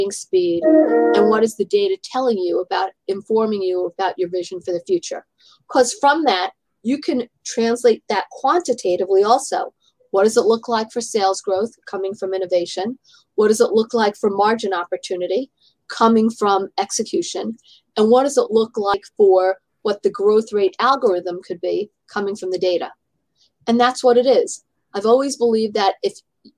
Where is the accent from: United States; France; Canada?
United States; New York City, New York; I grew up in Manhattan, and actually my family lived in the same apartment building as Ron